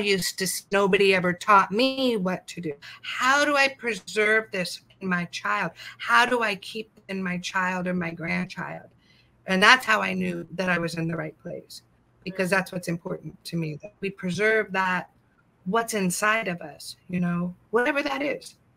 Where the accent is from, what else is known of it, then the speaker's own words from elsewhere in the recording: California, United States; now in Madison County, North Carolina, United States; I'm from California